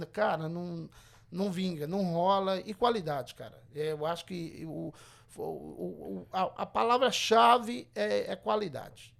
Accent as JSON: {"language": "Portuguese", "town": "Governador Valadares", "region": "Minas Gerais", "country": "Brazil", "tie": "born or raised there", "moved": "as an adult", "lives_now": "Everett, United States", "said": "eu sou de Valadares, eu nasci criado ali no Santa Rita, em Valadares"}